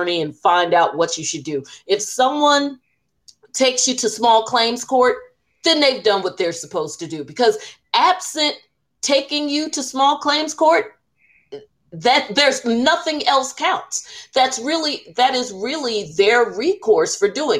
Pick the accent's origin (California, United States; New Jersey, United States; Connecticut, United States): New Jersey, United States; we're from Jersey